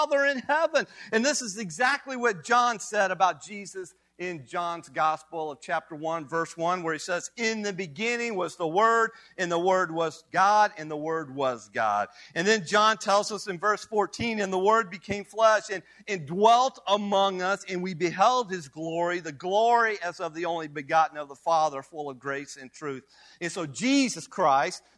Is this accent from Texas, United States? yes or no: no; Kiowa, Kansas, United States; now in Kansas City, United States; I came forth from Kiowa, Kansas